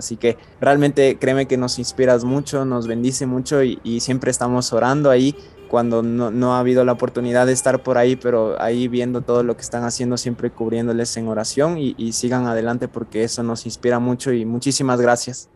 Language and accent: Spanish; Ecuador; todos somos ecuatorianos